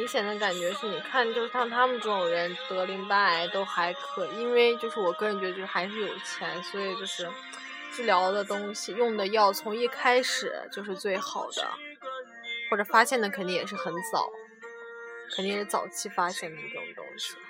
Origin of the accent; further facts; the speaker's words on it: Zhejiang, China; 我们浙江人，